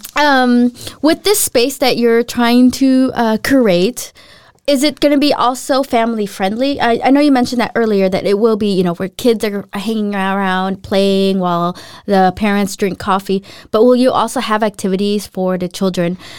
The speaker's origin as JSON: {"language": "English", "town": "Los Angeles", "region": "California", "country": "United States", "tie": "born or raised there", "moved": "as an adult", "lives_now": "Denmark", "said": "I grew up in Los Angeles"}